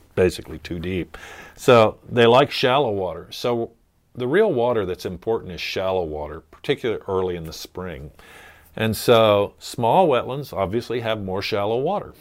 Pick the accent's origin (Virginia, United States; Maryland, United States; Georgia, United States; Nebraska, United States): Maryland, United States; just north of Annapolis; moved away as an adult; also born or lived in Kansas; growing up on the Chesapeake Bay